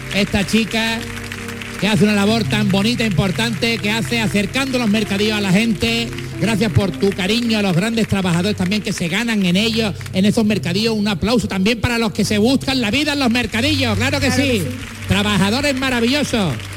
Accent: Jerez de la Frontera, Andalusia, Spain; yo que soy de Jerez

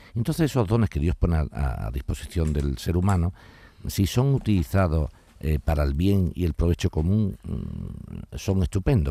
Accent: Spain; Me encanta mi país y me encanta Andalucía

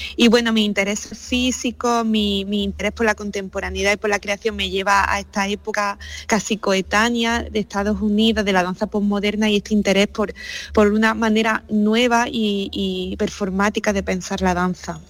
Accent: Úbeda, Andalusia, Spain; habiéndome criado en Úbeda, que fue en este espacio donde comencé a bailar

